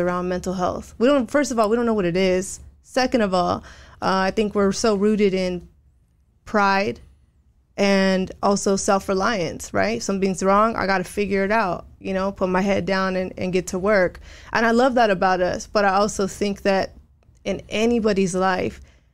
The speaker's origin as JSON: {"language": "English", "town": "Rowland Heights", "region": "California", "country": "United States", "tie": "born or raised there", "also_born_or_lived": "Hawaii / East Los Angeles", "moved": "as an adult", "lives_now": "San Diego, United States", "said": "I grew up in Roland Heights"}